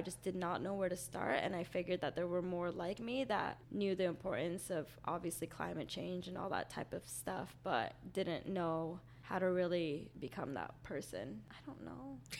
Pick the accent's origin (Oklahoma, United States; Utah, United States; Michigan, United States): Utah, United States; moved away as an adult; also born or lived in Philippines; now in Orlando, United States; I'm originally from the Philippines, but then I was raised in Utah